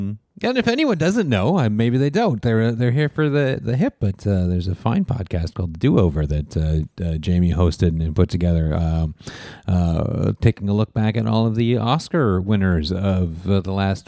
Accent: Toronto, Ontario, Canada; I'm from Toronto, was only about 7 at the time.

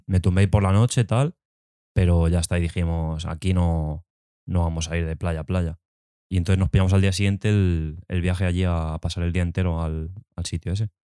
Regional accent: Alcalá de Henares, Community of Madrid, Spain; nosotros que somos de aquí de Alcalá

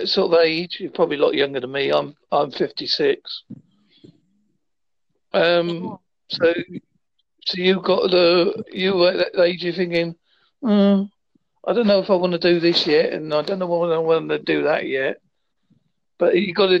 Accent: Devon, South West England, United Kingdom; I am from Devon, UK

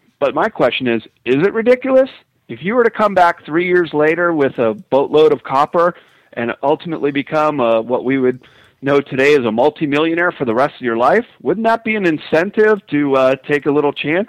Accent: Chicago, Illinois, United States; and I grew up in Chicago

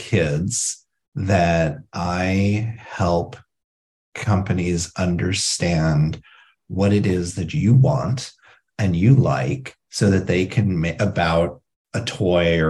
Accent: Indiana, United States; I grew up in Indiana

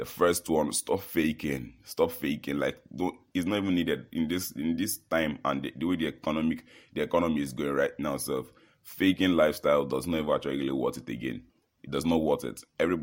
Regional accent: Nigeria; I'm from Nigeria

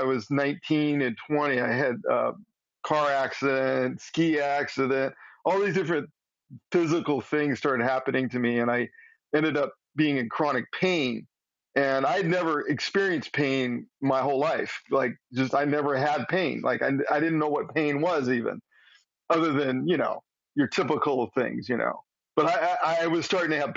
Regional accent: Southern California, United States; moved away; also born or lived in Eugene, Oregon; I grew up in Southern California

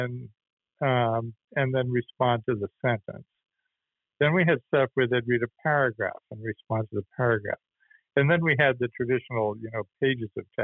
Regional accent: Boston, Massachusetts, United States; moved away as an adult; also born or lived in Los Angeles / Atlanta / Vermont; I grew up in Boston and grew up just in those storied Irish Catholic neighborhoods

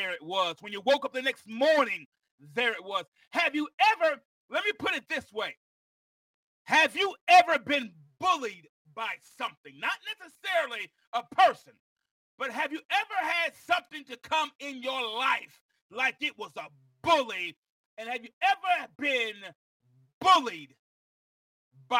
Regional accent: Mount Vernon, New York, United States; I was born in Mount Vernon, New York

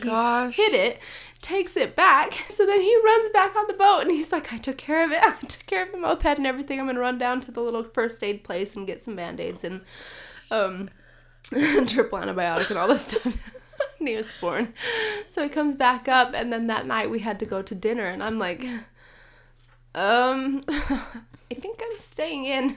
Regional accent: Utah, United States; I'm from Utah, it's dry here. It is very dry here

